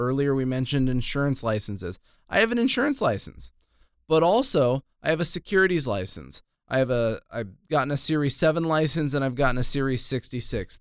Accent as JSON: {"language": "English", "town": "Ventura", "region": "California", "country": "United States", "tie": "born or raised there", "also_born_or_lived": "Palm Desert, California", "moved": "as an adult", "said": "I grew up in Ventura, I moved away when I joined the Army."}